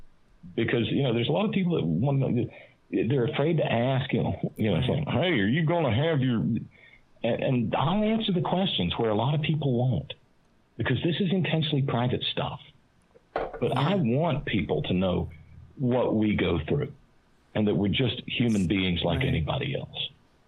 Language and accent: English; Alabama, United States; where I was growing up in Alabama